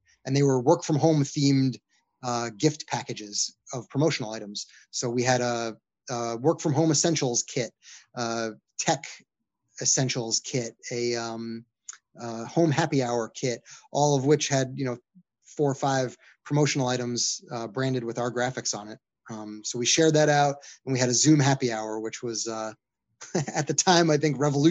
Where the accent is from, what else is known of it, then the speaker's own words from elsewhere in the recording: New York, United States; my hometown in New York